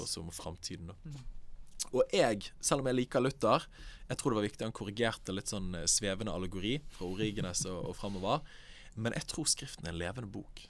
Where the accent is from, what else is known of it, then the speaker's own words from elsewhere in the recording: Bergen, Vestland, Norway; Jeg kommer fra Bergen, nærmere bestemt Åsane